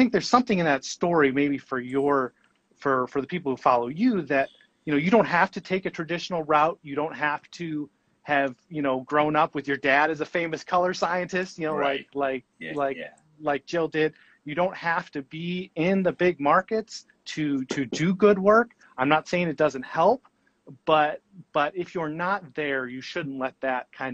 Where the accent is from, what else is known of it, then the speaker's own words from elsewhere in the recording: Alaska, United States; I really grew up in the middle of nowhere. And the only really access that I had growing up in Alaska